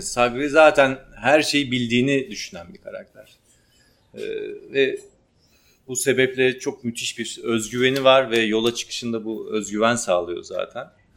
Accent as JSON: {"language": "Turkish", "region": "Ardahan", "country": "Turkey", "said": "Ardahanlıyım, Ardahan kökenliyim"}